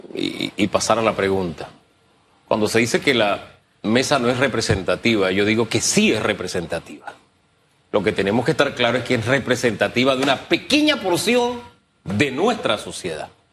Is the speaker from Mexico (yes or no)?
no; Panama; Yo como panameño lo digo, simplemente como panameño y como uno más